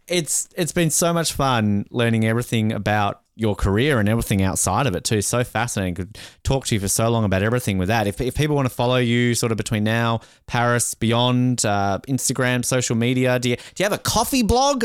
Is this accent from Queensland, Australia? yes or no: no; Tasmania, Australia; I'm from Tasmania